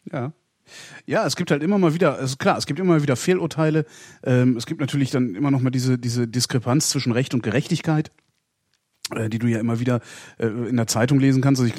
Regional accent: Göttingen, Lower Saxony, Germany; Äh, ich komme hier aus Göttingen

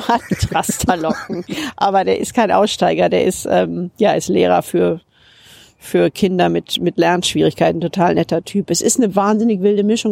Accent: Rhineland, Germany; now in United Kingdom; Ich bin ja auch Rheinländerin

